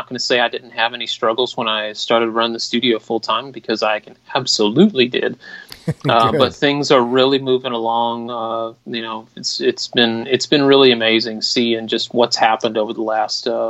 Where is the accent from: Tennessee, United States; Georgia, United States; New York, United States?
Georgia, United States; Atlanta; I'm from Atlanta, Georgia